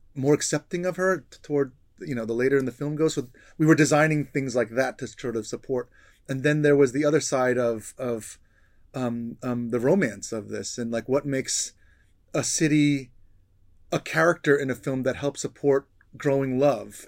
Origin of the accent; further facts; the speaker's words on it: New York, United States; I grew up in New York